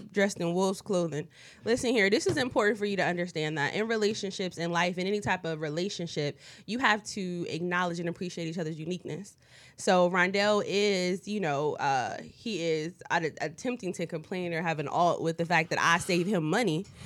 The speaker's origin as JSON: {"language": "English", "region": "East Coast", "country": "United States", "moved": "yes", "said": "I'm from the East Coast"}